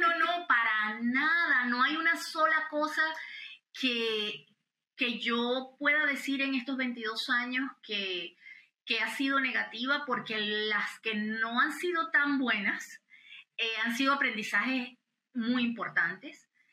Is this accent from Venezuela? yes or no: yes; Venezuela; now in United States; nosotros como venezolanos americanos